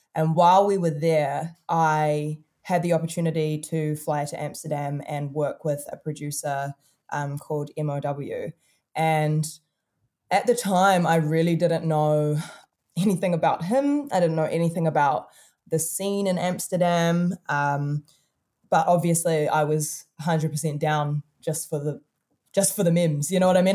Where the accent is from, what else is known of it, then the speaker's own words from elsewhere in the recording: Auckland, New Zealand; we're really from Auckland City. Like, I was born in this tiny ass country